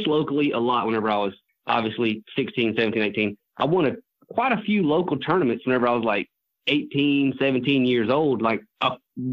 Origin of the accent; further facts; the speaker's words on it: Opelika, Alabama, United States; I'm from Opelika, Alabama